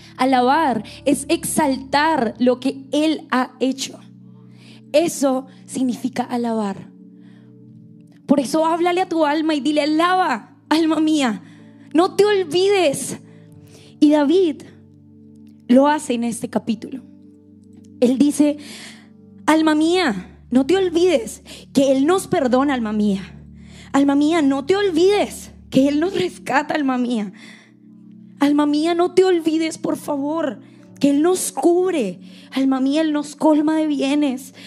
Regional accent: Bogotá, Colombia; accent: Rola; moved away; soy colombiana, soy de Colombia

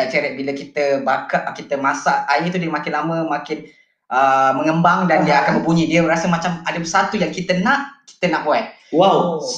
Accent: Malaysia; kita sebagai rakyat Malaysia kita dah mungkin akan menjangka lah benda ini berlaku.

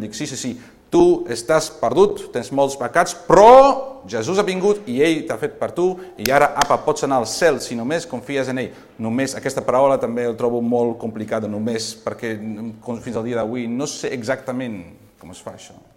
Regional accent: Girona, Catalonia, Spain; vinc de Girona

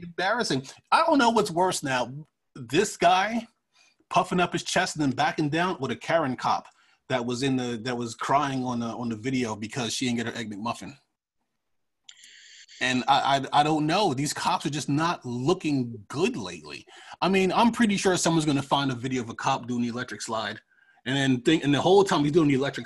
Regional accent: Freeport, New York, United States; moved away; I've lived in New York. And when I did live in New York, mostly we had our own police force

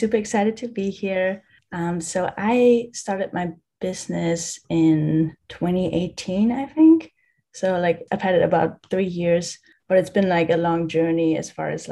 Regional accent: Germany; I'm from Germany

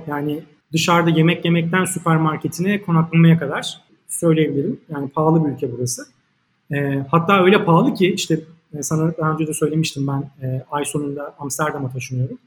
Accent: Turkey; now in Panama; ben de tabii ki bir Türk, Türk olarak

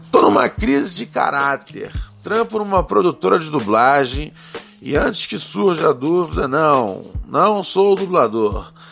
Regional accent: Northeast Region, Brazil; Por favor, solta o pavarote, porque eu sou nordestino, mas meu pai é filho bastardo de um italiano safado.

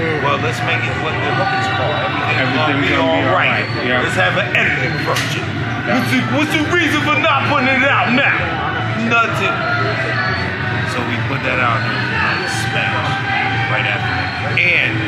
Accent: Dominican Republic; And I said, I was from Uptown. I was Dominican.

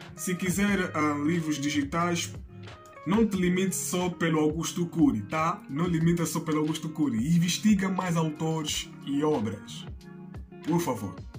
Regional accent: Angola; eu sou angolano

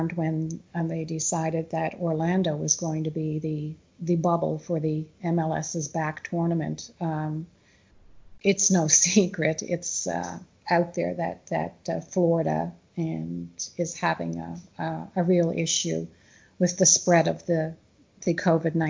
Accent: Canada; As Canadians, we often love to, or as a Canadian, you know, we love to travel south for the warmer weather

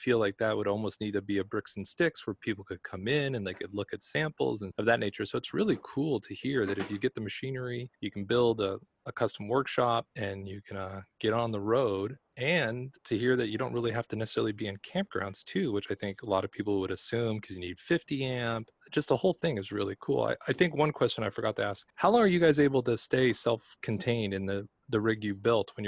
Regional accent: Los Angeles, California, United States; moved away; I'm originally from Los Angeles

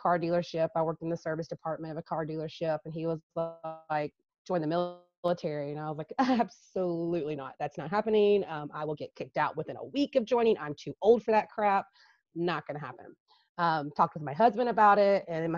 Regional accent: Geneva, Alabama, United States; Geneva, Alabama.

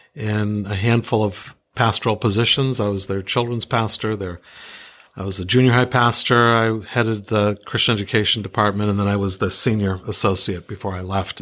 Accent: New England, United States; also born or lived in Iowa; I grew up here in New England

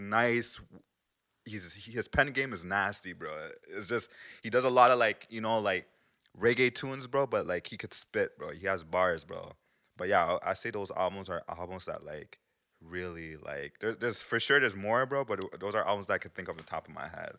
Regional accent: Montreal, Quebec, Canada; Montreal is influenced by American culture, but we're not American

